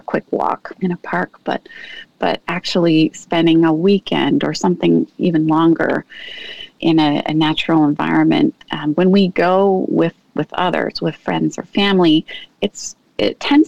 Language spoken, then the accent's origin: English; Pacific Northwest, United States; Well, I had the privilege, as I said, of growing up in the Pacific Northwest, and my mom knew or found out about YMCA camps.